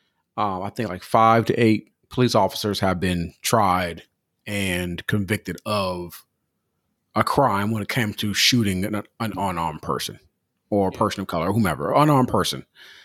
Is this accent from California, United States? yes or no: yes; Southern California, United States; I grew up in Southern California.